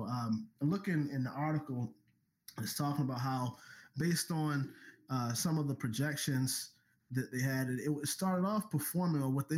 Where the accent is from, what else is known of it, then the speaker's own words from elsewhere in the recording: Baltimore, Maryland, United States; now in Atlanta, United States; I'm from Baltimore